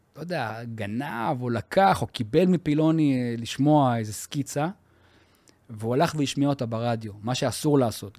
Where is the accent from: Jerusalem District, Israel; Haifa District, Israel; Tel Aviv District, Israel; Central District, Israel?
Central District, Israel; Yavne; אנחנו גדלנו בשכונה צבאית.